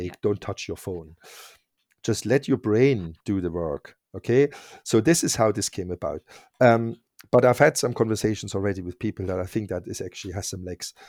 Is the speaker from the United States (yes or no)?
no; East Germany, Germany; English is a second language; moved away as an adult; also born or lived in Berlin; now in United Kingdom; I grew up in East Germany